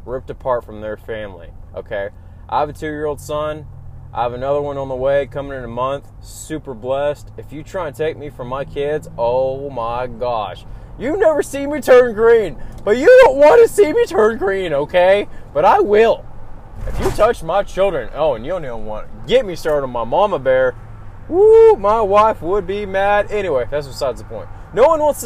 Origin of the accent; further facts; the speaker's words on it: Oklahoma, United States; I'm from Oklahoma, so I'm gonna say y'all.